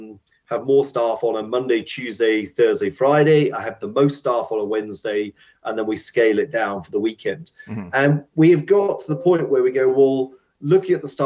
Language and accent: English; United Kingdom; because we're British, we like our tea breaks